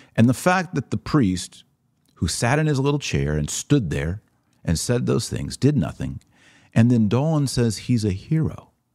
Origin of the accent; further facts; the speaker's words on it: Texas, United States; as a Texan myself